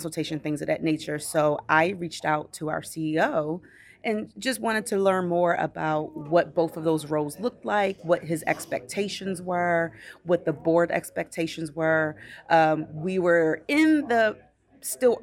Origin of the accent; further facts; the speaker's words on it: Baltimore, Maryland, United States; moved away as an adult; now in Bethesda, United States; I grew up in Baltimore City, so very, very heavily populated, very urbanized area.